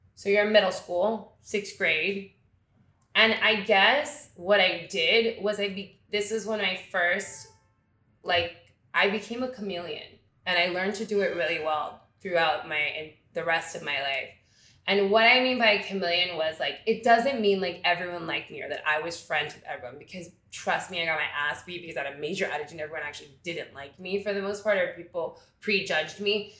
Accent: Miami, Florida, United States; moved away as an adult; now in New York, United States; growing up in Miami, let's say Miami proper, we all had a really strong cultural connection in the Cuban migration

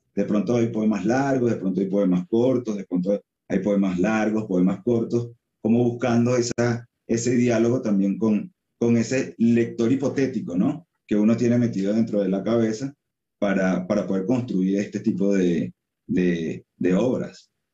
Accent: Venezuela; also born or lived in Colombia / San Cristóbal, Venezuela; yo soy venezolano, sí, eh, soy venezolano, mi mamá es de San Cristóbal, que es como la ciudad fronteriza con Colombia, yo viví un tiempo en, Colombia, viví un tiempo en, en San Cristóbal

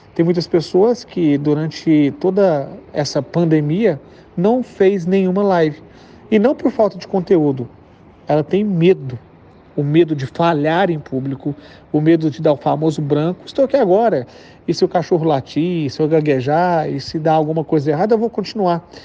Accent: interior of Minas Gerais, Brazil; accent: rolled/strong R of Minas; eu sou de Minas, então eu puxo muito R. E além de ser do interior de Minas

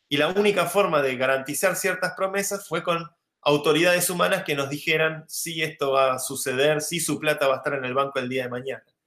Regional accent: Argentina; now in Madrid, Spain; Yo soy argentino

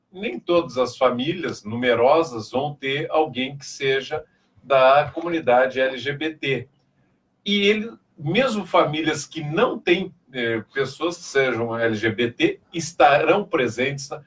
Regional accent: Rio Grande do Sul, Brazil; é porque, não, eu sou gaúcho urbano, né?

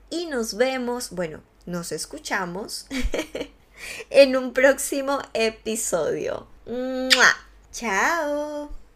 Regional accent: Ecuador; moved away as an adult; now in Spain; La primera vez que volví a mi país de origen, después de haber emigrado a España

